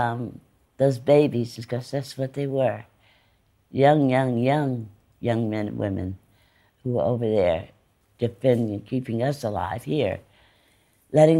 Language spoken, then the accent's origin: English; East Orange, New Jersey, United States; I'm from East Orange